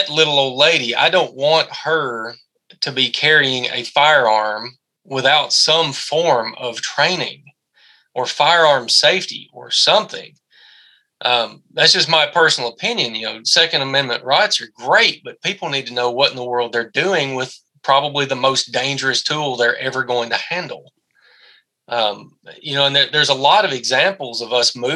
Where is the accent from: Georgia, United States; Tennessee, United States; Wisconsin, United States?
Tennessee, United States; My home state is Tennessee